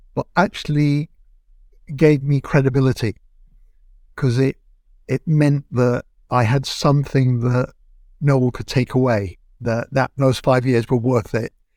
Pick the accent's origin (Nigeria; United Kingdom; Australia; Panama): United Kingdom; Manchester, North West England; moved away as an adult; now in London, United Kingdom; my hometown in Manchester